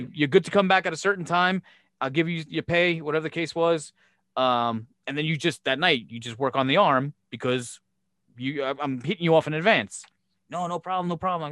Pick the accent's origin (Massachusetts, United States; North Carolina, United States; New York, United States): New York, United States; Brooklyn; when I was growing up in Brooklyn